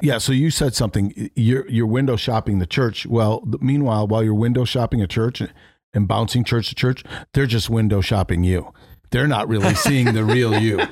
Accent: New England, United States; now in Florida, United States; I grew up in New England

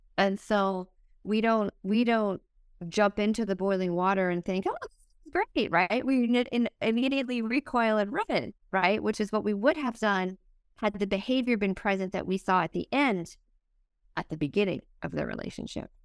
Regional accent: East Coast, Atlantic Canada, Canada; I'm from the East Coast

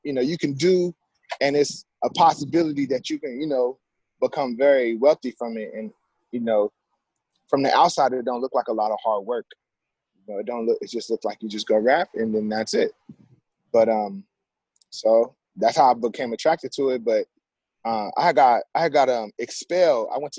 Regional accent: San Diego, California, United States; I'm from San Diego, man. I grew up off 30th Street, off 30th and Clay. I went to Logan Elementary School. I went to Memorial Junior High School, graduated from San Diego High, class of 2006, School of Business.

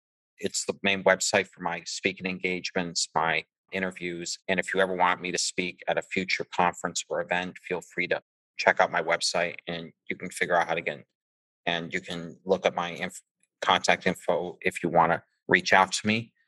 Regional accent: Massachusetts, United States; I am also from Massachusetts, about 45 minutes south of Boston and about 10 minutes from Providence, Rhode Island.

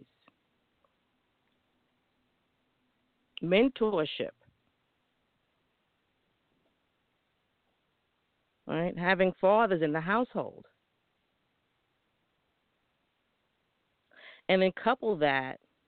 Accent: New York, United States; a young woman growing up in New York

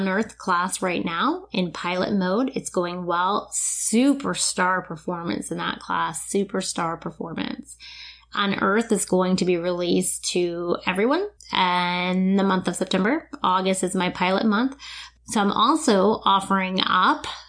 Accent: New Smyrna Beach, Florida, United States; moved away; my hometown, New Smyrna Beach, which is only a couple hours away

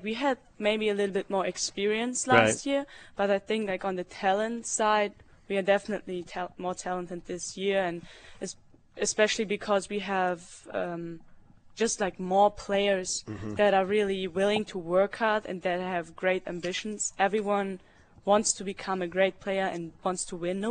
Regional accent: Germany; English is a second language; moved away as an adult; now in Norman, United States; in Germany, you have to take English in school, beginning fifth grade

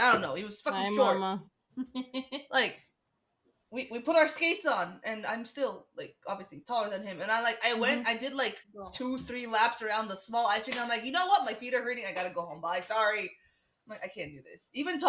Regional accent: Istanbul, Turkey; I'm from Bolis. We're from Bolis.

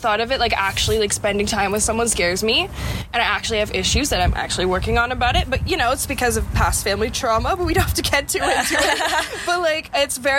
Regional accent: Toronto, Ontario, Canada; We're from Toronto

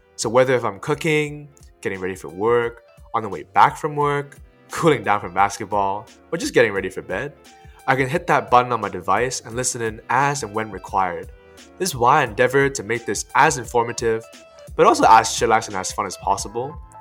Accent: Hong Kong; also born or lived in Cornwall, United Kingdom; now in United Kingdom; I grew up in Hong Kong

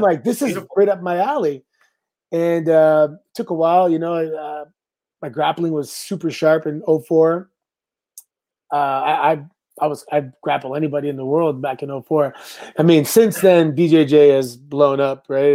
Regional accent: Canada; I'm Canadian

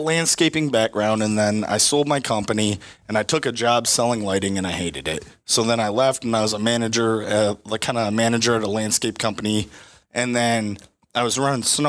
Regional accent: Swanton, Ohio, United States; born or raised there

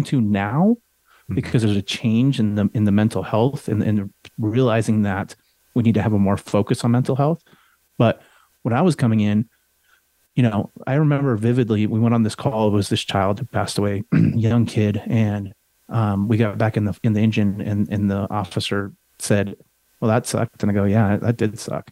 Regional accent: Colorado, United States; I grew up in Colorado.

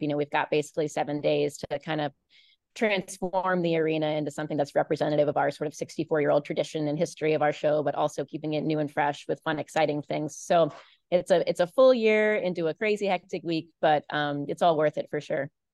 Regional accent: Baltimore, Maryland, United States; when I was a kid, I grew up in Baltimore

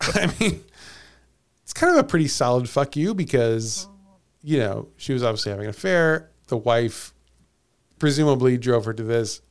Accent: Missouri, United States; I was born and raised in Missouri

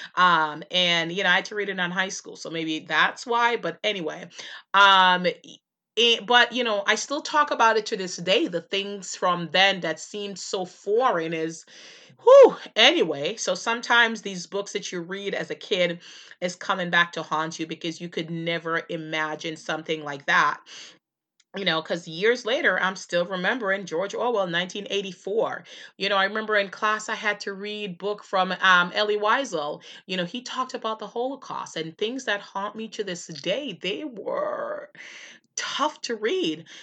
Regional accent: Jamaica; moved away; as a kid growing up in Jamaica

